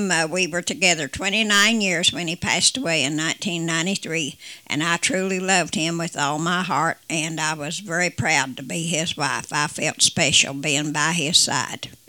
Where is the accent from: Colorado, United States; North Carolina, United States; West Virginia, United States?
West Virginia, United States; now in Cleveland, United States; I moved from West Virginia to Cleveland, Ohio, and I lived there.